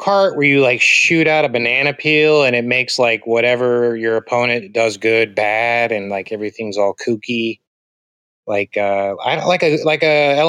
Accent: Virginia, United States; I'm from Virginia

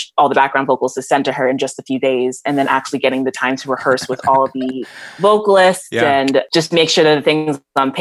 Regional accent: Omaha, Nebraska, United States; also born or lived in New Jersey; I am back in my hometown of Omaha, Nebraska right now

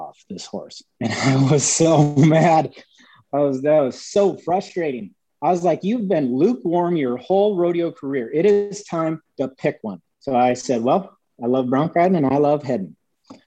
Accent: Dupree, South Dakota, United States; moved away; So I grew up in Dupree, South Dakota.

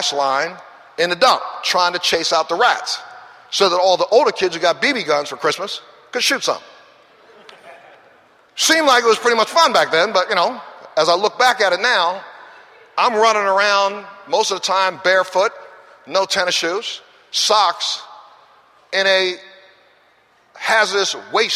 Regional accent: Baltimore, Maryland, United States; I'm that kid that came from the ghetto, the throwaway neighborhood that right now, if you look up Cherry Hill, is still considered Baltimore's worst ghetto.

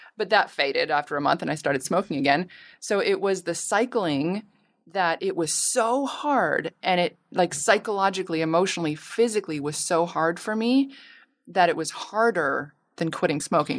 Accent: Canada; now in Los Angeles, United States; my family's all in Canada. I'm Canadian.

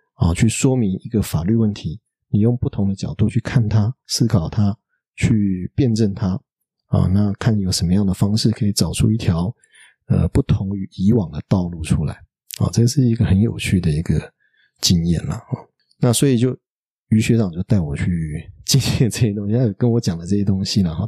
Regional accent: Taiwan; also born or lived in Paris, France; 对我们台湾人来讲的话

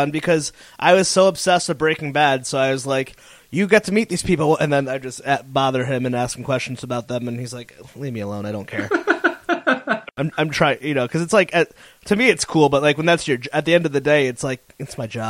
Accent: Northeast, United States; Growing up in, like, the Northeast

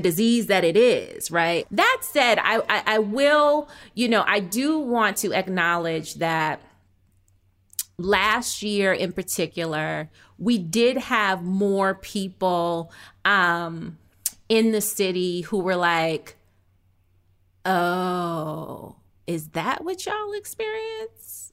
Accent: outside of Boston, Massachusetts, United States; I was born in Boston, I was raised outside of Boston.

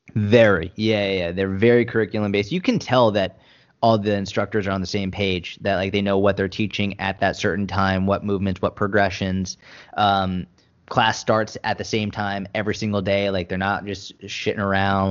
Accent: Boston, Massachusetts, United States; I grew up in Boston

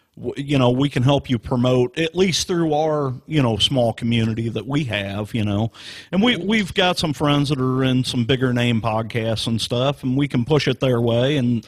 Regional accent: Arnold, Missouri, United States; moved away; I grew up in Arnold.

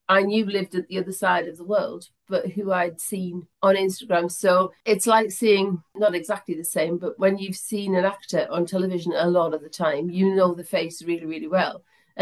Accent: northwest Durham, North East England, United Kingdom; I actually grew up in northwest Durham, so I'm quite a bit out

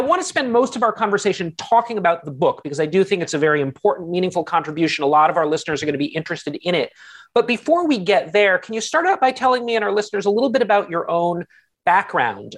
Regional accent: United States; as an American myself

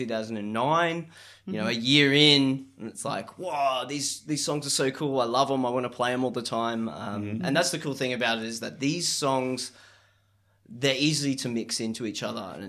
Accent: Cairns, Queensland, Australia; moved away as an adult; also born or lived in Townsville; I grew up in Cairns, but I actually did uni in Townsville

